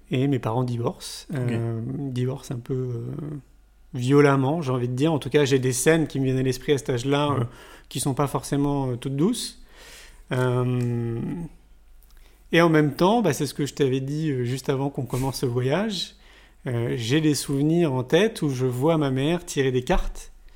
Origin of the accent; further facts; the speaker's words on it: Paris, Île-de-France, France; moved away as an adult; now in Montpellier, France; moi je viens de Paris. J'y suis resté 34 ans